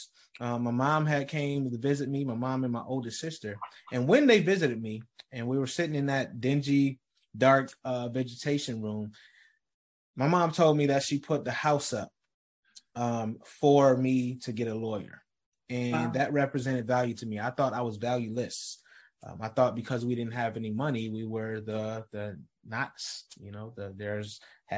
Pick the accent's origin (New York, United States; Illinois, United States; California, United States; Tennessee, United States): New York, United States; Rochester; I grew up in Rochester, New York